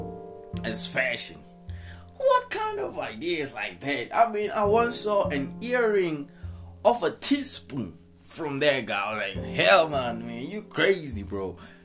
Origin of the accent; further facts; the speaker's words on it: South Africa; I'm from South Africa too.